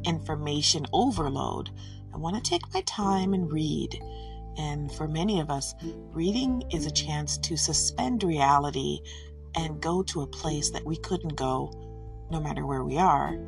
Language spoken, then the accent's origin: English; Detroit, Michigan, United States; I'm from Detroit, so I have a soft spot for her